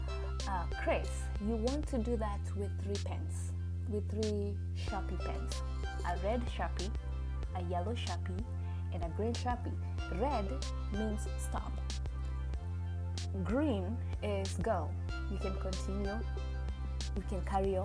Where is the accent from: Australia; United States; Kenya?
Kenya; moved away; I am originally from Kenya